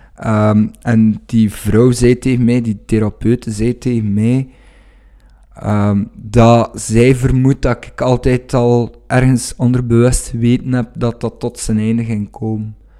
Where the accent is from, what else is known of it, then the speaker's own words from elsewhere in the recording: Wevelgem, Flanders, Belgium; Ik kom uit Wevelgem